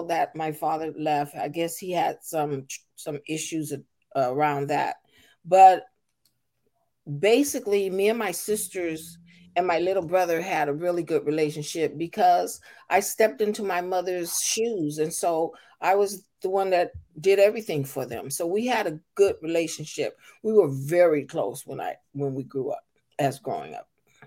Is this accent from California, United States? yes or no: yes; Seaside, California, United States; moved away; also born or lived in Albuquerque, New Mexico / Salinas, California; I was born in Albuquerque, New Mexico, but I was raised in Seaside, California.